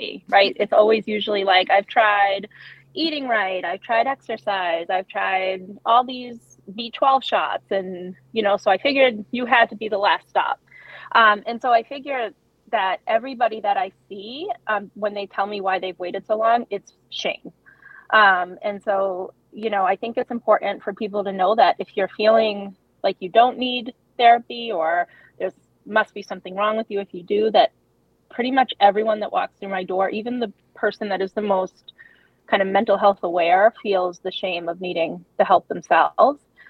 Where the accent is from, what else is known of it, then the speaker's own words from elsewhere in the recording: Massachusetts, United States; I was born and raised in Massachusetts